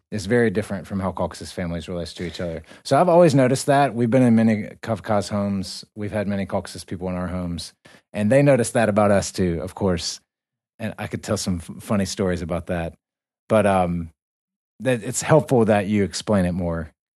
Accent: United States; we come from America

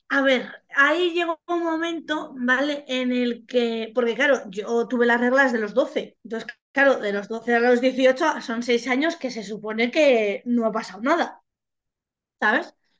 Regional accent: Basque Country, Spain; moved away; yo soy vasca

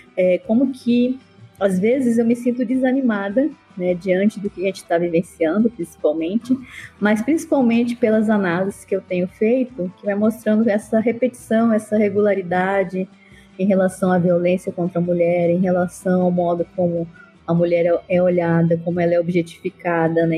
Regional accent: Cáceres, Mato Grosso, Brazil; moved away as an adult; now in Iporá, Brazil; eu sou matogrossense de Cáceres

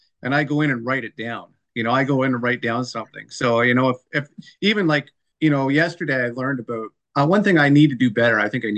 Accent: Dorchester, Ontario, Canada; I grew up in Dorchester, Ontario

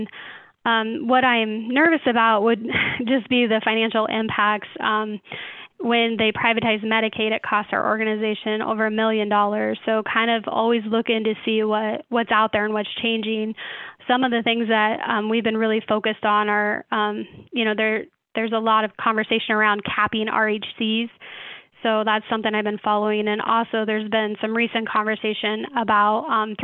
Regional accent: Clarinda, Iowa, United States; I then moved back to my hometown in Clarinda, Iowa

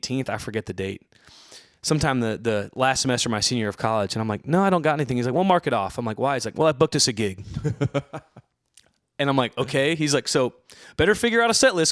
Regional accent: Ohio, United States; moved away as an adult; also born or lived in Texas; Where I grew up in Ohio

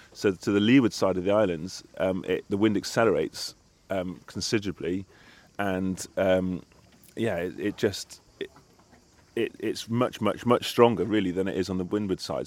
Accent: Cardiff, Wales, United Kingdom; I grew up in Cardiff in Wales

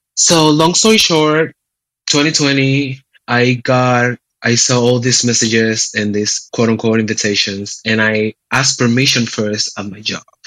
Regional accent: San Juan, Puerto Rico; moved away as an adult; now in Cleveland, United States; I was born and raised in San Juan, Puerto Rico, and I've been in Cleveland, a Cleveland resident for the last four years of my life

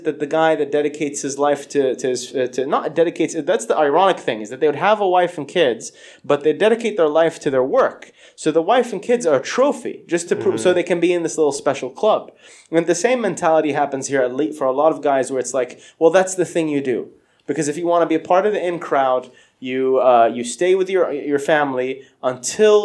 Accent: Saudi Arabia; I grew up in Saudi

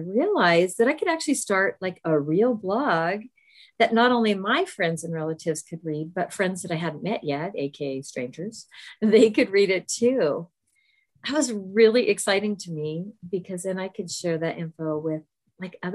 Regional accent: Southern California, United States; we both grew up in Southern California

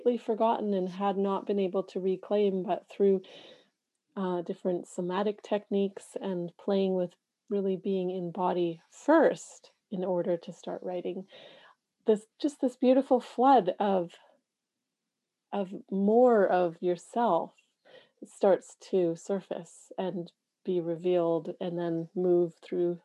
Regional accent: Canada; being a Canadian in a country, Canada

